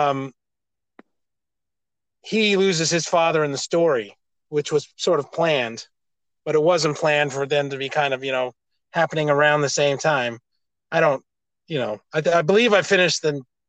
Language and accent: English; United States; I'm an American